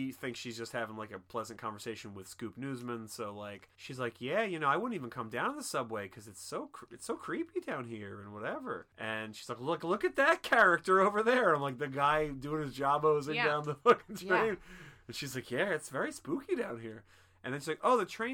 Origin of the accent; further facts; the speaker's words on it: Philadelphia, Pennsylvania, United States; as a Philadelphian